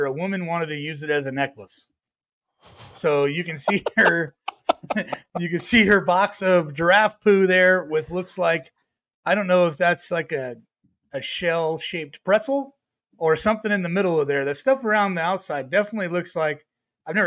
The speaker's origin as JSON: {"language": "English", "country": "United States", "said": "I'm from America"}